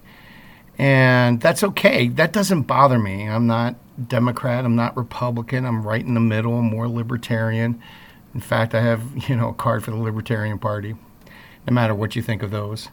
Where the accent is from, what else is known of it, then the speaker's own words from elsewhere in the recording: East Coast, United States; now in Midwest, United States; that's very East Coast of me. I'm not a Midwesterner, so even though I live in the Midwest now